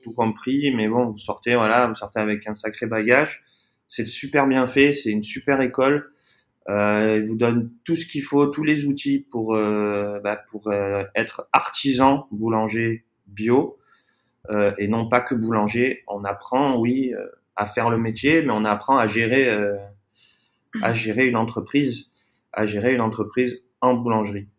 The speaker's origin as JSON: {"language": "French", "region": "south of France", "country": "France", "also_born_or_lived": "Brazil", "moved": "as an adult", "lives_now": "Playa del Carmen, Mexico", "said": "nous à la base, on est du sud de la France"}